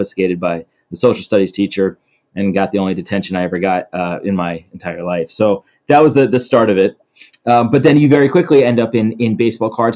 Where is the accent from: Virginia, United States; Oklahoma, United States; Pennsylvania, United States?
Pennsylvania, United States; Philadelphia; moved away as an adult; also born or lived in Atlanta; I grew up in Philly